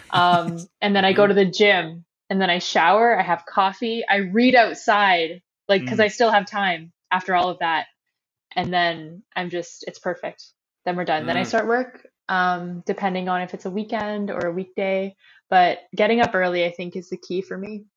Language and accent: English; Sudbury, Ontario, Canada; I'm from Sudbury, Ontario. I'm very proud of my Northern Ontario roots.